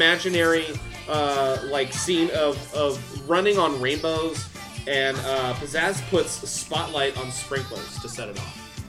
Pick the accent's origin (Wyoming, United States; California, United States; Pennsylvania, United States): California, United States; Orange County, Southern; … and I grew up here in Orange County in Southern California.